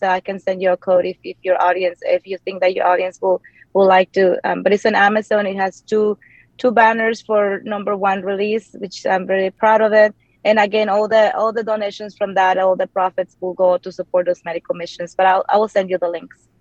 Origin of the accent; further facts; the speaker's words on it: Mexico; English is a second language; moved away as an adult; now in Austin, United States; growing up in the place that I grew up in Mexico